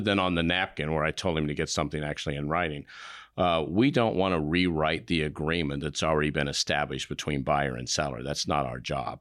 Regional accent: Indio, California, United States; also born or lived in Evansville, Indiana; I grew up in Southern California. I was born in Evansville, Indiana, and then we moved out when I was very young

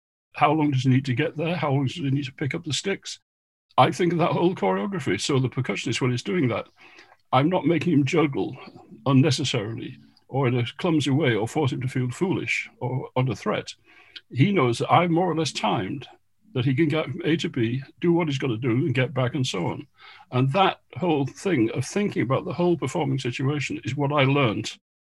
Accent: Goole, Yorkshire and the Humber, United Kingdom; moved away; I came from Goole, where there was no live music of any professional level at all

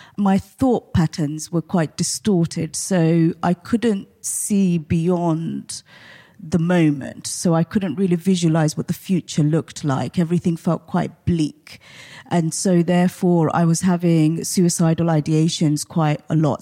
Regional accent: Portsmouth, South East England, United Kingdom; I grew up in Portsmouth

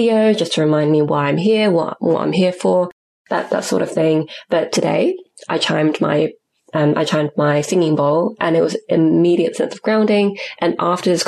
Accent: United Kingdom; first language English; I'm a cisgendered, able-bodied British-born citizen with English as my first language

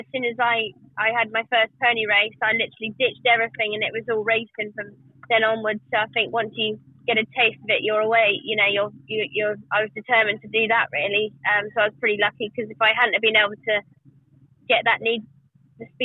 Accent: Herefordshire, West Midlands, United Kingdom; I'm from Herefordshire. I've just been brought up around horses and ponies all my life, really.

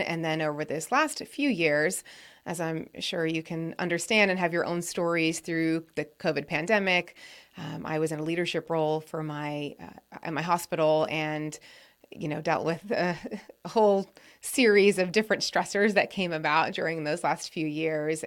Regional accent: New England, United States; I grew up in New England

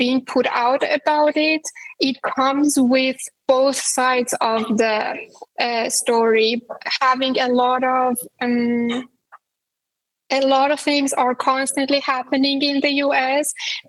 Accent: Iran; English is a second language; This dynamic between Iran and the U.S. has always been a very big part of anyone's life growing up in Iran.

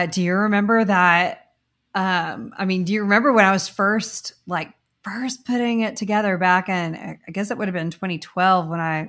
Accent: Corpus Christi, Texas, United States; I'm from Corpus Christi, and there was a point in my, I was early 20s when I had quit school for like maybe the second time, and I had moved back home to Corpus

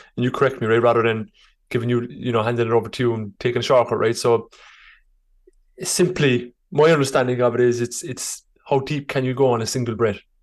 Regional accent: Ireland; I'm Irish

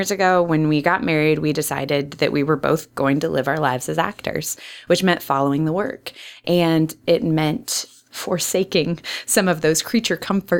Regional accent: Kansas, United States; also born or lived in Iowa / Chicago / Virginia / New Mexico; Yeah, so I'm from Kansas, so Midwestern by pedigree.

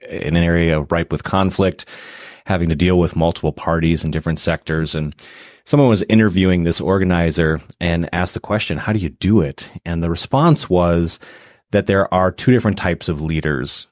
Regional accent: Milwaukee, Wisconsin, United States; also born or lived in Madison, Wisconsin; So I was raised in Milwaukee.

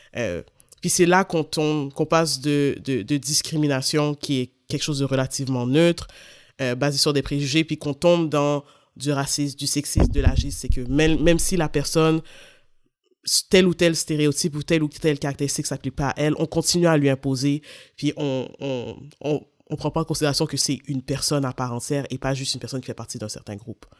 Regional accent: Montreal, Quebec, Canada; je suis née, je suis à Sainte-Justine, j'ai grandi en banlieue de Montréal

